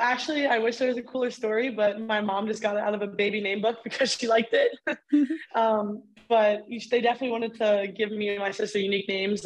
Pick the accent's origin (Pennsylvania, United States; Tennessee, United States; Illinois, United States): Pennsylvania, United States; Reinholds; moved away as an adult; Growing up in Reinholds, PA, definitely a different experience.